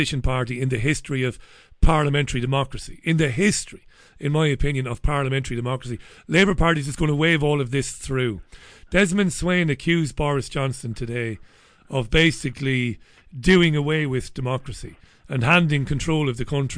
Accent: Ireland; now in England, United Kingdom; I'm an Irish guy living here

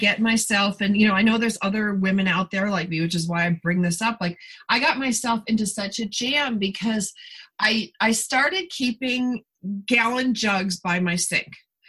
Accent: Niagara Falls, New York, United States; now in Southern California, United States; I came from Niagara Falls area where there's tons of water. Like, it's not like, you know, and I do live in the Southern California desert where we did have water rationing for years

